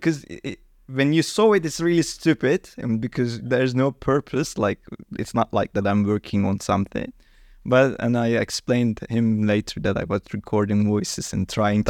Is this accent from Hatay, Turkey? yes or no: yes; Hatay, Turkey; English is a second language; now in Istanbul, Turkey; I'm actually living in Istanbul, but my hometown is Hatay, really south side of the Turkey, which is close to Mediterranean Sea.